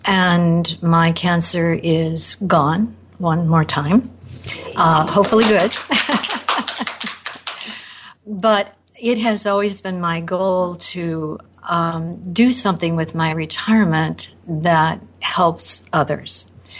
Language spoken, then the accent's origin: English; Naperville, Illinois, United States; I'm from Naperville, Illinois.